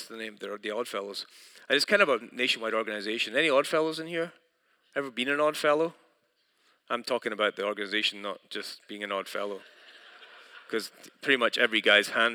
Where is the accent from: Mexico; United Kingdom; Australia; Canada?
United Kingdom; moved away; I'm from Britain